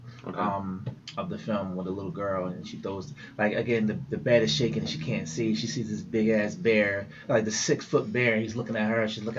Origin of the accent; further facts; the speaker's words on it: New Jersey, United States; being here in my hometown